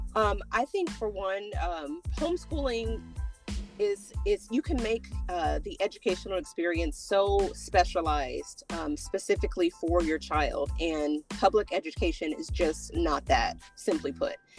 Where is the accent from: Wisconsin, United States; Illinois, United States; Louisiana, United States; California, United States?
California, United States; moved away; also born or lived in Texas; we, we grew up in California